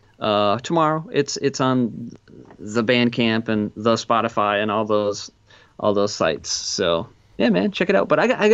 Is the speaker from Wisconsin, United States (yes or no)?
yes; Wisconsin, United States; no, actually I'm from Wisconsin